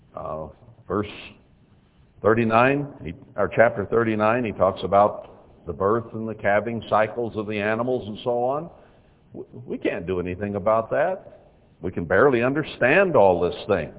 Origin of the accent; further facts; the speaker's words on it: Texas, United States; I was born in Texas.